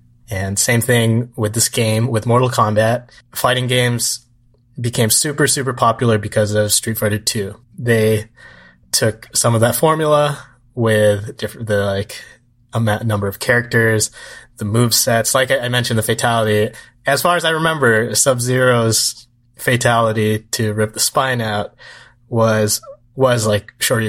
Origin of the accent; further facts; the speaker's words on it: Atsugi, Kanagawa, Japan; So this was like a once in a while thing where we grew up in Atsugi.